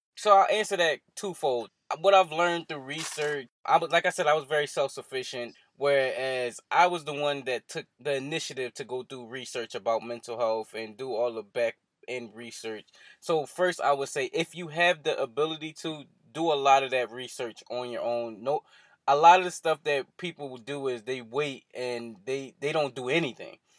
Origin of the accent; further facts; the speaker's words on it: Philadelphia, Pennsylvania, United States; here in Philadelphia, in my hometown